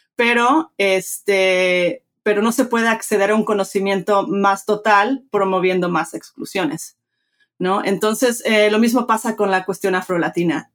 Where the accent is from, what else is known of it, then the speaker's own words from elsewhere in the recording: Mexico; moved away; me crié en México, este, de padre mexicano, de madre americana, crecí bilingüe, bicultural